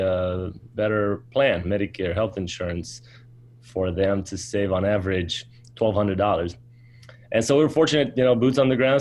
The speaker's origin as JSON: {"language": "English", "town": "Concord", "region": "North Carolina", "country": "United States", "tie": "born or raised there", "also_born_or_lived": "Romania", "said": "I originally from Romania, but I grew up in Concord, North Carolina"}